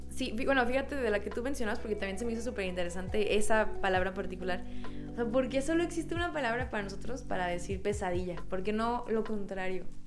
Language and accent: Spanish; Mexico; cuando naces aquí y hablas con otro mexicano, luego, luego hay una conexión